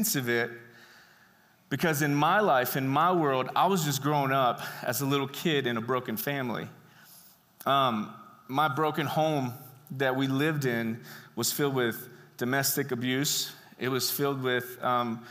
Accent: Brenham, Texas, United States; I was born in Brenham, Texas, home of the greatest ice cream on earth

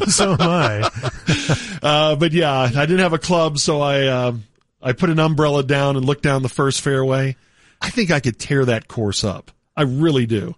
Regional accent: Texas, United States; we're from Texas

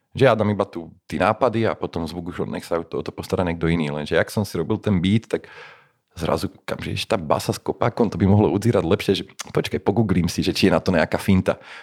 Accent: Slovakia; sme Slováci

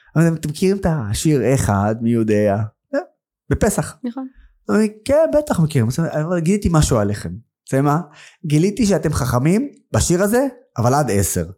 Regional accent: Nazareth, Northern District, Israel; also born or lived in Haifa; נולדתי בעיר חיפה, העיר המעורבת הכי גדולה בארץ. גדלתי בנצרת, העיר הערבית הכי גדולה בארץ

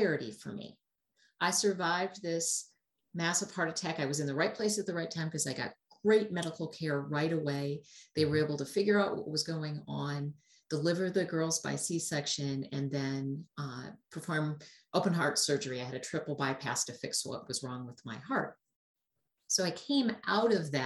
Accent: Milwaukee, Wisconsin, United States; I am from Wisconsin in the Milwaukee area

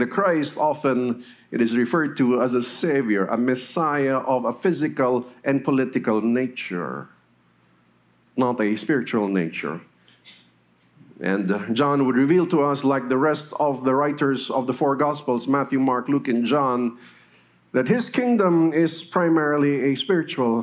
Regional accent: Metro Manila, Philippines; also born or lived in Naga City, Camarines Sur / Los Baños, Laguna; I had my elementary in Metro Manila and my high school before going to Los Baños for my college.

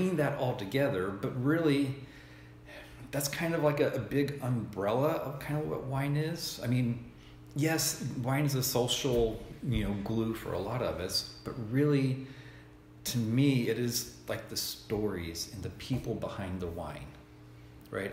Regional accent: Tennessee, United States; now in Oregon, United States; Growing up in Tennessee, you know, I wasn't introduced to wine, and I really didn't even know anything about wine until I moved out to Oregon 20 years ago

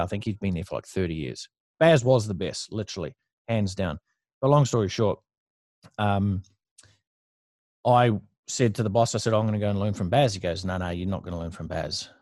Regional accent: New Zealand; moved away as an adult; now in Gold Coast, Australia; I moved from New Zealand, which is where I grew up, moved from New Zealand to surface paradise in the Gold Coast.

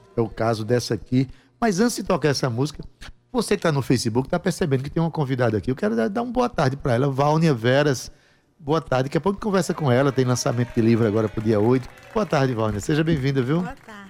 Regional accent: Itabaiana, Paraíba, Brazil; now in João Pessoa, Brazil; eu que sou lá de Itabaiana

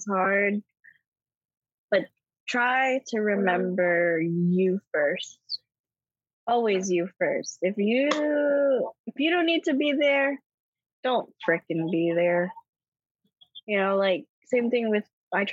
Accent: Hawaii, United States; moved away; we're from Hawaii

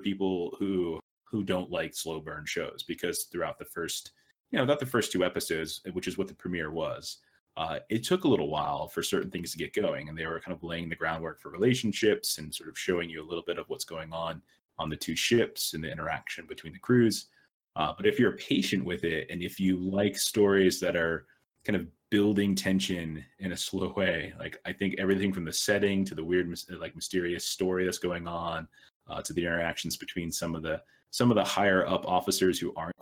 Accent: Florida, United States; now in Arizona, United States; I'm from Florida, and I live in Arizona

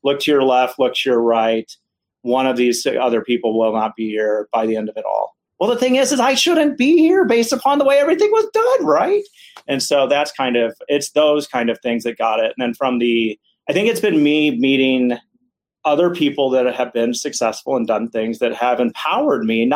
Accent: Ohio, United States; I grew up in Ohio

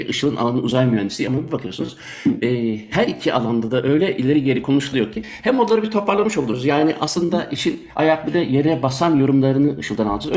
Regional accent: Germany; also born or lived in Turkey; now in Belgium; ben küçükken Almanya'daydım. Almanya'da doğduğum için

